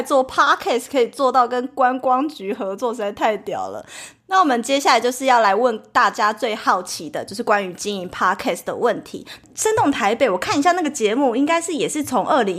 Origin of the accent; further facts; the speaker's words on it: Taipei, Taiwan; 嗯哼，我也是土生土长的台北人，北部人，